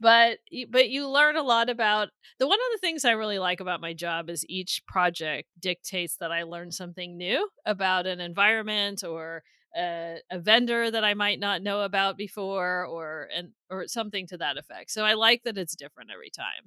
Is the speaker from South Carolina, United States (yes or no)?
no; Northern California, United States; I'm from Northern California.